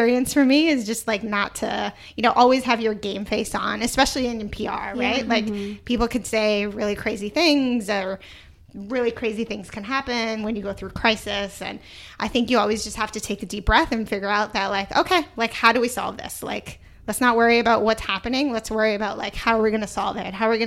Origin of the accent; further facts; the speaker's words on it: Toronto, Ontario, Canada; moved away; also born or lived in New York; I'm from Toronto, like Canada